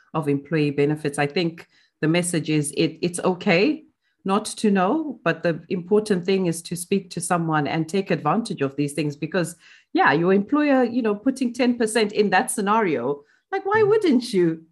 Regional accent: Zimbabwe; moved away; I grew up in Zimbabwe

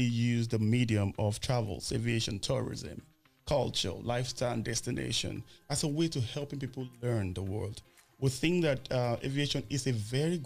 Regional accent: Nigeria; Nigeria, my home country

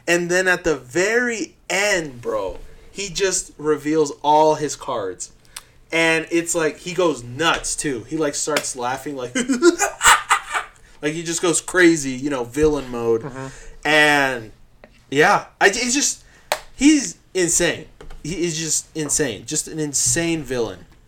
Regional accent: Uruguay; moved away; I was from Uruguay

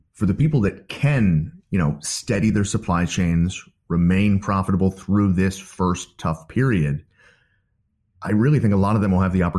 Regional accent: United States; as an American

